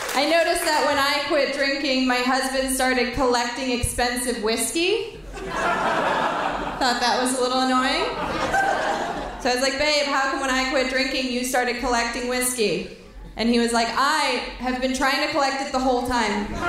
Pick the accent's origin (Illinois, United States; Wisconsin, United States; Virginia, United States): Wisconsin, United States; I am from Wisconsin